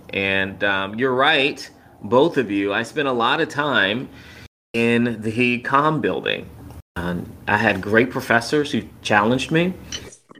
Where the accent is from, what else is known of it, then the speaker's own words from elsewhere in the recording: Cobb County, Georgia, United States; I grew up in Cobb County, Georgia, about 20 or so minutes outside of Atlanta